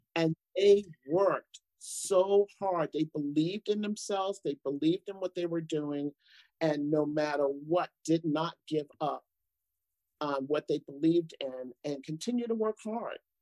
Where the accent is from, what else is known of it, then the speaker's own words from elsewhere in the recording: United States; I'm African American, I'm a woman